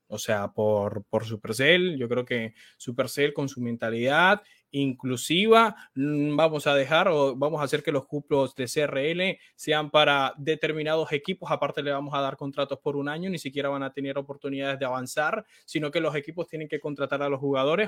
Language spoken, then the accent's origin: Spanish; Santa Marta, Magdalena, Colombia; yo acá en la ciudad de donde soy, en Santa Marta